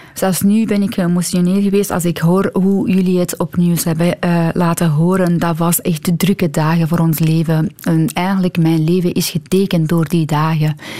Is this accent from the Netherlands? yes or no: no; Iran; Dutch is a second language; moved away as an adult; now in Belgium; mijn jeugd in Iran